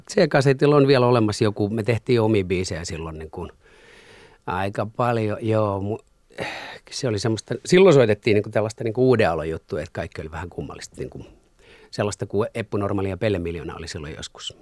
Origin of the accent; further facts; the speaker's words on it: Masku, Southwest Finland, Finland; also born or lived in Turku; sieltä tota, muutettiin Maskuun